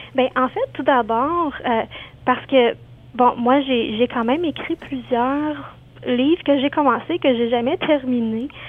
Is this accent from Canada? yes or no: yes; Quebec, Canada; moved away; je viens du, côté du Québec